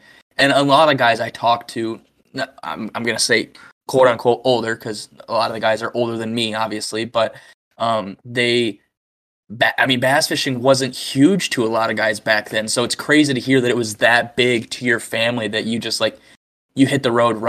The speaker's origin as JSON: {"language": "English", "region": "Michigan", "country": "United States", "tie": "born or raised there", "said": "But growing up in Michigan, I mean, Fuck. I probably fished my first 4 or 5 years the spinning rod."}